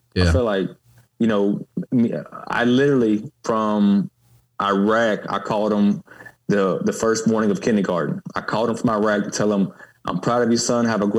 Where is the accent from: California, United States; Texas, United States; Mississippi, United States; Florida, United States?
Mississippi, United States; Baldwyn; moved away as an adult; growing up in Baldwin, Mississippi.